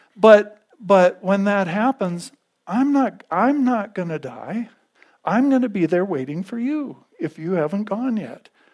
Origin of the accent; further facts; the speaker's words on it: United States; I'm an American